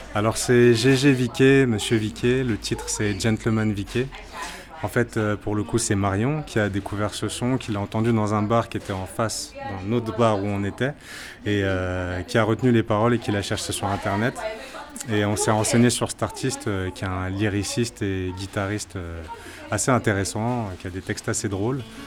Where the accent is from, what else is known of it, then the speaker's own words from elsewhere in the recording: Martinique; Je suis de la Martinique